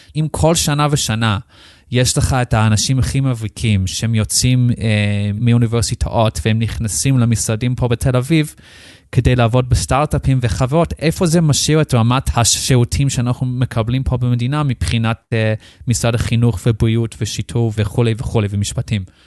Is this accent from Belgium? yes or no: no; Australia; Hebrew is a second language; moved away as an adult; now in Israel; אני במקום מחוץ לארץ, אה, מאוסטרליה. נולדתי שם, גדלתי שם. בגיל 18 החלטתי לעלות לארץ לבד